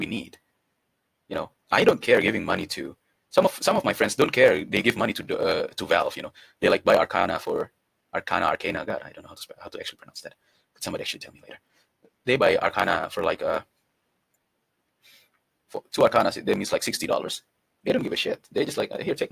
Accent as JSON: {"language": "English", "country": "Indonesia", "said": "I come from Indonesia"}